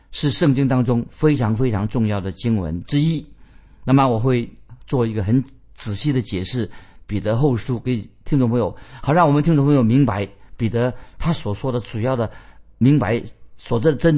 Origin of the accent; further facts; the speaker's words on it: China; 我们中国人说的很好。中国人怎么说呢？人之将死，其言也善。